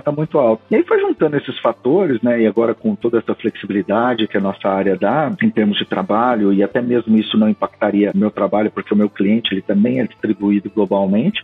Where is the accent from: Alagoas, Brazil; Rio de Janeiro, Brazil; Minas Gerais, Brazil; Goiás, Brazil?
Goiás, Brazil; Rio Verde; also born or lived in Bellevue, Washington, United States; now in McKinney, United States; me lembra minhas origens, né, cara? Eu sou de Rio Verde, em Goiás